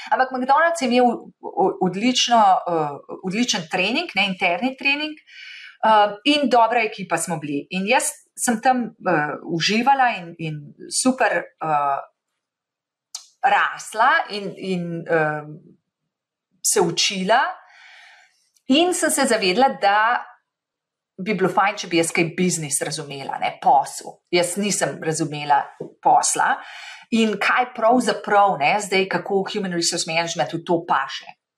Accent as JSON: {"language": "Slovenian", "country": "Slovenia", "moved": "as an adult", "lives_now": "Boston, United States", "said": "jaz sem odšla iz Slovenije, ko sem bila 28 let stara"}